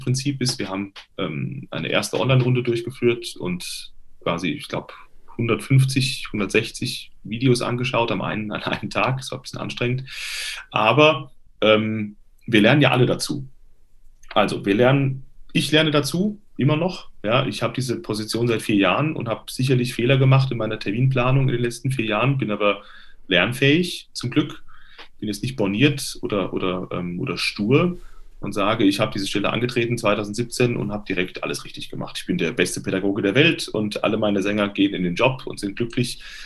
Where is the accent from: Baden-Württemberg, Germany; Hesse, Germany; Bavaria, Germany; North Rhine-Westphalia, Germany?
Hesse, Germany; Limburg an der Lahn; Das ist in der Nähe von Limburg, meiner Heimatstadt.